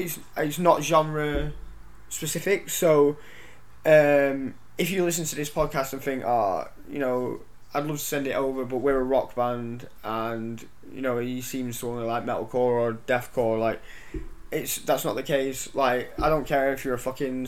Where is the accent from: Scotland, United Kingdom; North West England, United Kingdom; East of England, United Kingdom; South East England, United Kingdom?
North West England, United Kingdom; Lytham St Annes; I've grew up around here, I grew up in St Anne's